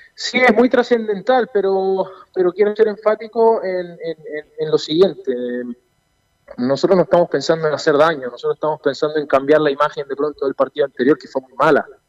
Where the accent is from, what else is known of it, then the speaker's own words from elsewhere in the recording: Chile; also born or lived in Argentina; yo nací en Argentina, eh, mis padres son argentinos también, y yo a los cinco años me vine acá a Chile, así que hice toda, mi vida en Chile